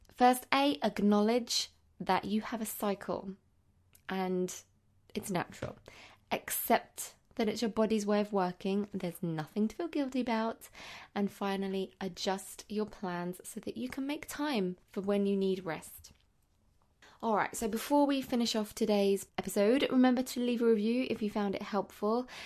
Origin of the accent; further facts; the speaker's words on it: London, United Kingdom; I'm a teacher from London